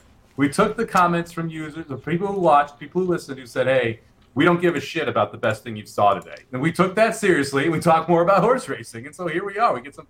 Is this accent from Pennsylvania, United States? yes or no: no; Chicago, Illinois, United States; when I was growing up in Chicago